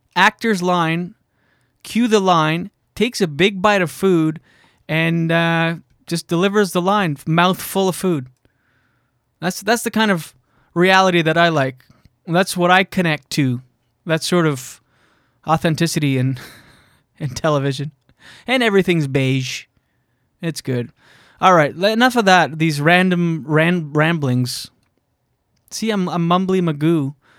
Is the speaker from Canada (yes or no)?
yes; New Brunswick, Canada; moved away; I'm from New Brunswick originally, grew up with four sisters